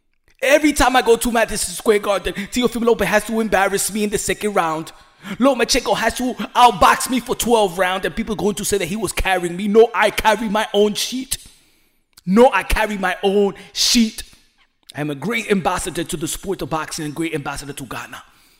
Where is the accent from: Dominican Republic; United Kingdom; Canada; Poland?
Dominican Republic; English is a second language; I'm from Dominican Republic.